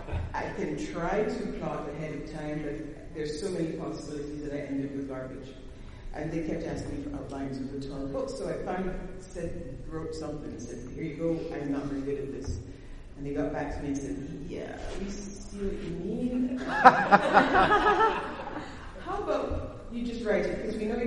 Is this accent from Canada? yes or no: yes; Canada; I think it was my fault because I'm a Canadian, so I brought the winter to New Orleans.